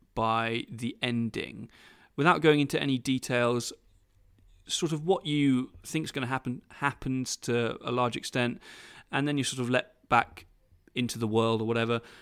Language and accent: English; United Kingdom; I'm British.